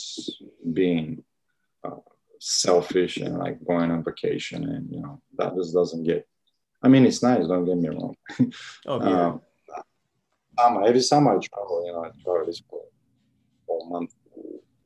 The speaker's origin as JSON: {"language": "English", "country": "Bulgaria", "tie": "born or raised there", "moved": "yes", "said": "born and raised in Bulgaria."}